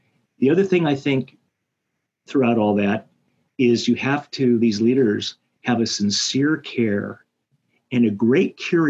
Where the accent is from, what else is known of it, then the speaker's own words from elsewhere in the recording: United States; And end up being the American that year.